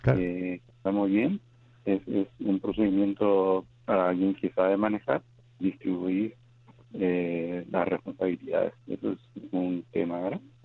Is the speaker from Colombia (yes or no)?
no; Paraguay; Yo soy de Paraguay